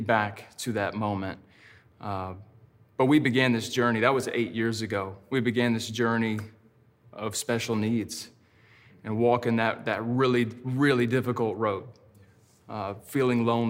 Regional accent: Texas, United States; also born or lived in Georgia / China; now in Seattle, United States; I grew up in a pastor's home in the South. I'm from Texas. I lived in Georgia for many years

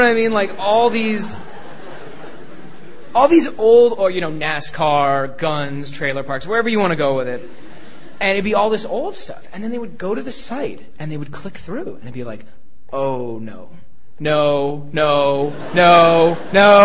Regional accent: Toronto, Ontario, Canada; moved away as an adult; also born or lived in United States; growing up in Toronto, Canada

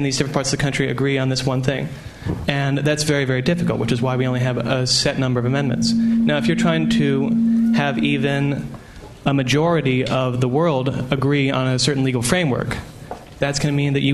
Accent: United States; I'm from the United States as well

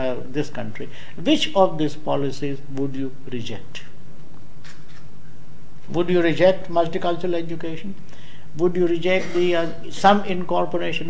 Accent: India; now in Hull, United Kingdom; I happen to be an Indian

